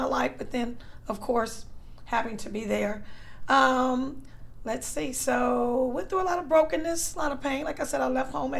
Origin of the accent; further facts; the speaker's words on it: Los Angeles, California, United States; Was born and raised in Los Angeles.